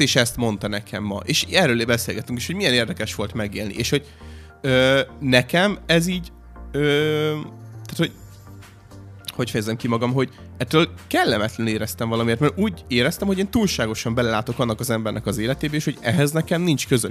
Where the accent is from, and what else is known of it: Hungary